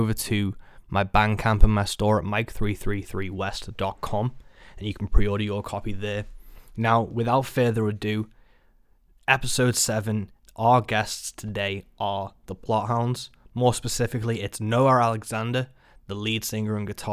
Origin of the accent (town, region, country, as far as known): Birkenhead, North West England, United Kingdom; born or raised there